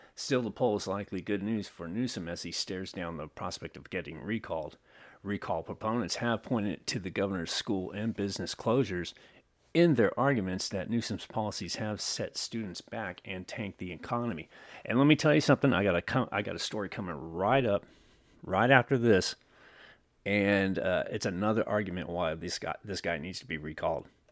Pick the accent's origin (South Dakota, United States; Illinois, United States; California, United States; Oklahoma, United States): California, United States; also born or lived in Newark, California / Otay Mesa, San Diego, California; one of you is in my hometown where I'm at right now